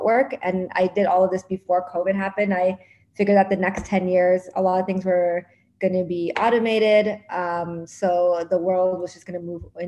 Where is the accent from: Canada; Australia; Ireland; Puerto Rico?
Canada; Toronto, Ontario; moved away as an adult; now in New York, United States; I was from Toronto, moved to New York